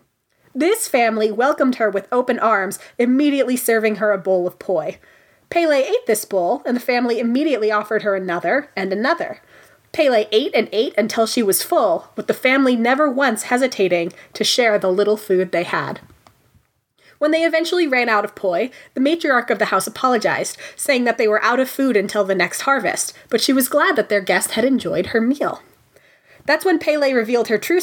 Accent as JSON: {"language": "English", "region": "Hawaii", "country": "United States", "tie": "born or raised there", "said": "I was born in Hawaii"}